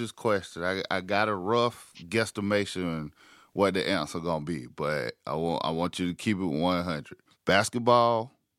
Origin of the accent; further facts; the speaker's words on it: South Carolina, United States; I grew up in South Carolina.